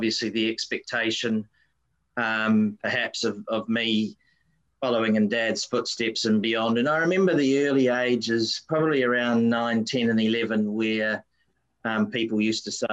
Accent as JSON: {"language": "English", "region": "Wellington", "country": "New Zealand", "tie": "born or raised there", "moved": "yes", "lives_now": "Sunshine Coast, Australia", "said": "I grew up in a very tiny little suburb in the capital city of New Zealand, Wellington, called Linden"}